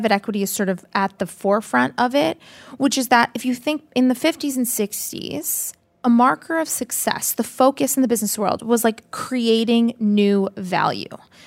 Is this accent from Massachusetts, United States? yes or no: yes; Boston, Massachusetts, United States; I'm from Boston